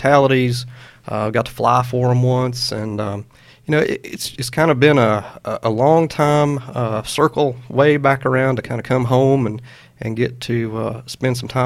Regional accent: Knoxville, Tennessee, United States; also born or lived in Arkansas; I'm from East Tennessee, so I grew up in Knoxville

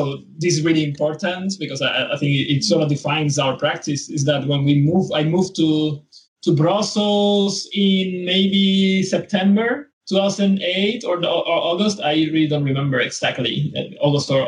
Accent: San Juan, Puerto Rico; moved away as an adult; also born or lived in Netherlands / Beijing; From Rio Piedras in Puerto Rico, and that's where the main university is, of the University of Puerto Rico. That's where I study. So I come from the capital of Puerto Rico

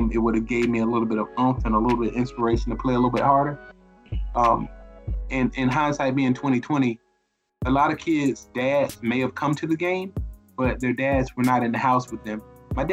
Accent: Riviera Beach, Florida, United States; also born or lived in Tallahassee, Florida; I am originally from Riviera Beach, Florida. I'm a native of Palm Beach County. I currently live in West Palm Beach

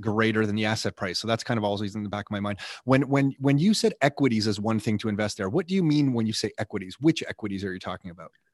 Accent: Canada; I'm Canadian

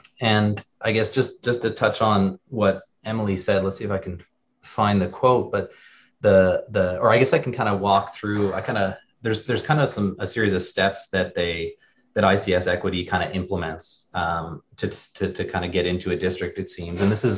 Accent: Canada; now in United States; So we immigrated recently, or 4 years ago, to Wisconsin. We're Canadian from France.

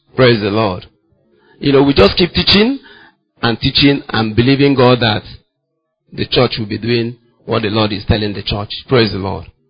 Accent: Ngwa, Abia, Nigeria; I'm from Ngwa, my wife is from Nokwa

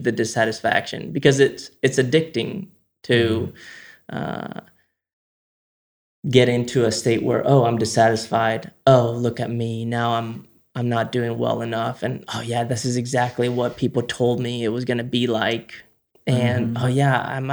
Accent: Spain; we grew up in Spain

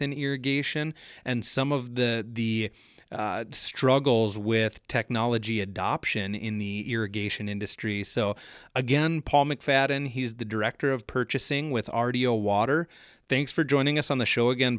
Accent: South Central Minnesota, United States; moved away as an adult; now in Red River Valley, United States; where I grew up in South Central Minnesota

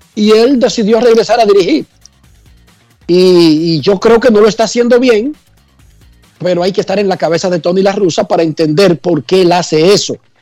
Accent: Dominican Republic

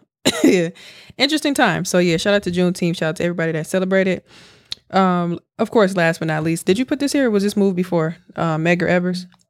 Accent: Milwaukee, Wisconsin, United States; now in Houston, United States; I'm from Milwaukee

